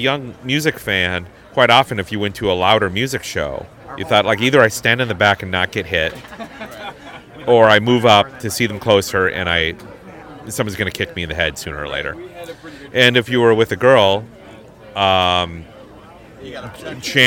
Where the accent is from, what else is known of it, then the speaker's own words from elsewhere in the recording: Hastings, Minnesota, United States; accent: Midwest; moved away; also born or lived in Chicago; Growing up in Hastings